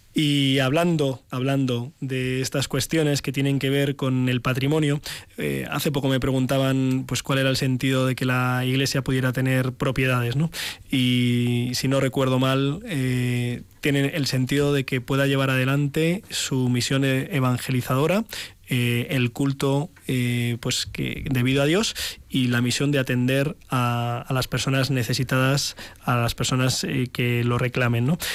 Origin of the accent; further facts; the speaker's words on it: Ciempozuelos, Community of Madrid, Spain; en mi pueblo, en Cienpozuelos